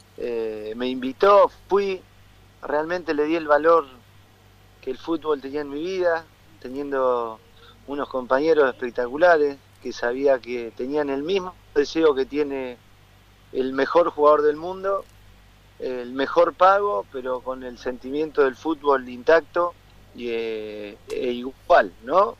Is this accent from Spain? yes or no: no; Argentina; moved away as an adult; si salí de Argentina como salí en su momento de jugador es para tratar de estar lo más el, tiempo mayor posible fuera para bueno algún día regresaré a, mi país porque yo Argentina lo amo